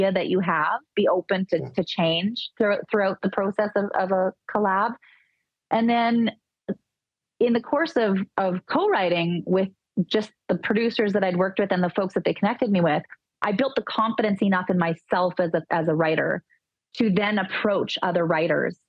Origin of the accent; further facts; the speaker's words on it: Dauphin, Manitoba, Canada; I grew up in Dauphin, which is four hours north of Winnipeg